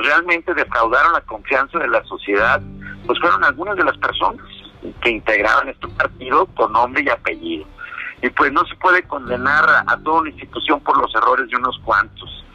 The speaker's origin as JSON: {"language": "Spanish", "country": "Mexico"}